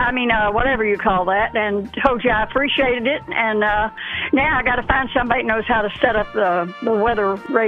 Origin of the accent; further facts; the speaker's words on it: Kentucky, United States; moved away; I was born in Kentucky, but not near where that Mayfield is